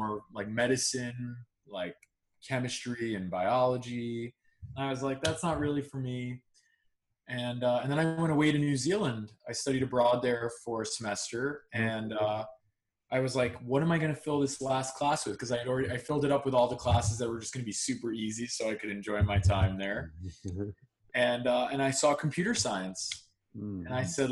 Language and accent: English; Long Island, New York, United States; I grew up in Long Island